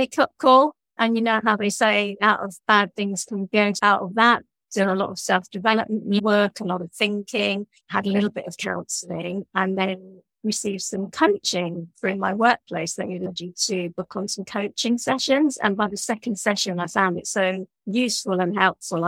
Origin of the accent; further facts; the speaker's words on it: London, United Kingdom; moved away as an adult; now in Brighton, United Kingdom; I grew up in London from a Jewish family